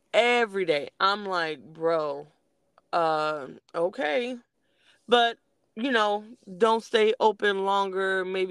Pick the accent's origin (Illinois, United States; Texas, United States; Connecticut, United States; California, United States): California, United States; Los Angeles; now in Georgia, United States; I'm from Los Angeles.